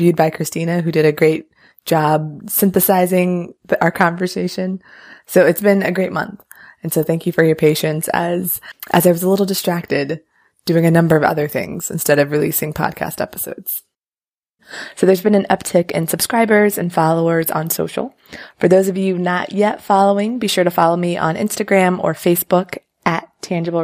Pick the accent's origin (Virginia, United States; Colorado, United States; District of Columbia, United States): Virginia, United States; Northern; I'm from Northern Virginia